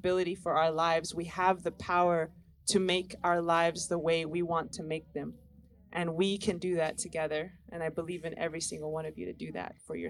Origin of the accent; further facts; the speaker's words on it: Taos, New Mexico, United States; I hail from Taos, New Mexico